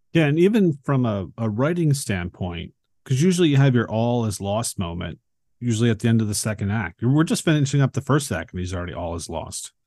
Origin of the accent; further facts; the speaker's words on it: Philadelphia, Pennsylvania, United States; I grew up in Philadelphia, but I didn't live, like, in, in the city. I lived outside of it